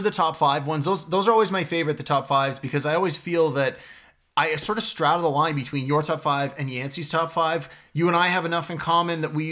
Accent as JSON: {"language": "English", "town": "Toronto", "region": "Ontario", "country": "Canada", "said": "I'm from Scarborough"}